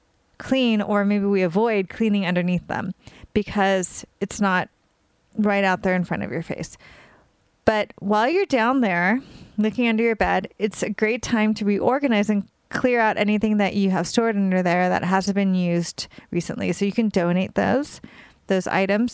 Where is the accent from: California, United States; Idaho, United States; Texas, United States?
California, United States; now in New York, United States; I'm from California and I live in New York, and I'm in New York mostly now